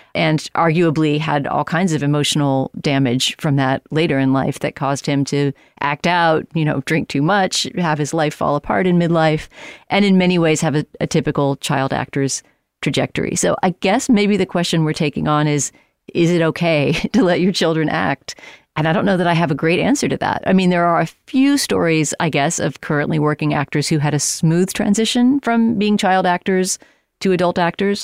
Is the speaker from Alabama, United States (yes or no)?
no; San Antonio, Texas, United States; moved away; I was in San Antonio, my hometown